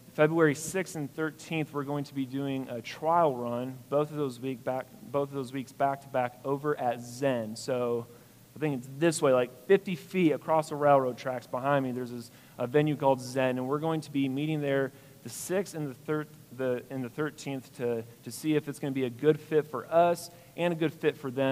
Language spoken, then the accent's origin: English; the North, United States; accent: northern; moved away; being a northerner, probably hear to my accent